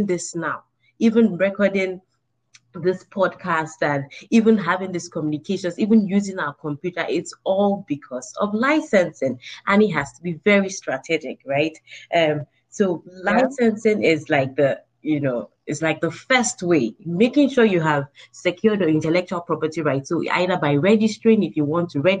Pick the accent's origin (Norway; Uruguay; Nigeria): Nigeria; moved away; I'm a Nigerian at the core, through and through.